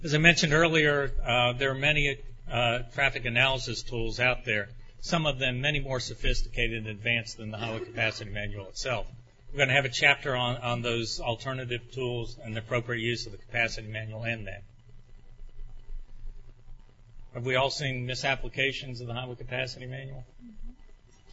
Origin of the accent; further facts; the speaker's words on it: Orlando, Florida, United States; this indeed is my hometown